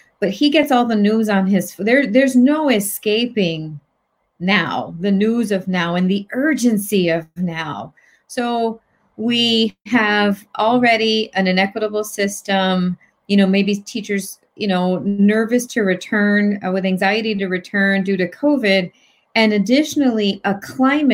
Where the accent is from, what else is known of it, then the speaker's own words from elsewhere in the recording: Hartford, Connecticut, United States; moved away as an adult; also born or lived in New Britain, Connecticut; now in Newtown, United States; I'm from Hartford / New Britain